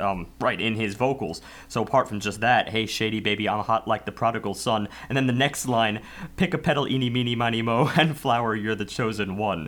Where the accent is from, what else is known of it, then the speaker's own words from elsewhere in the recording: New York, United States; as an American